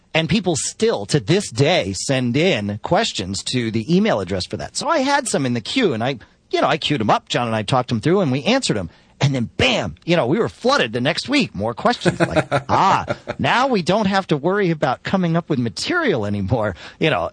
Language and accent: English; Connecticut, United States; moved away; I grew up in Connecticut